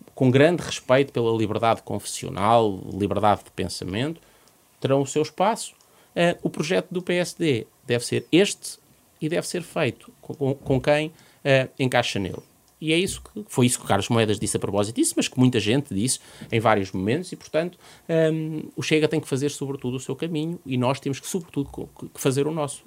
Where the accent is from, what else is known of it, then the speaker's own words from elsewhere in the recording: Tondela, Viseu, Portugal; no Conselho de Tondela, onde, de onde, de onde sou